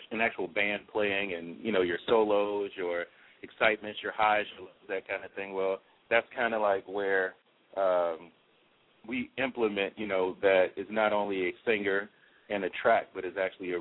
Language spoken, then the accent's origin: English; New Orleans, Louisiana, United States; I'm from New Orleans